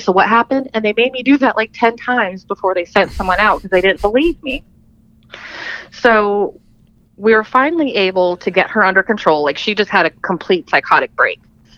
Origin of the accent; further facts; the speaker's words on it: Philippines; Yeah. I was born in the Philippines. I'm that baby.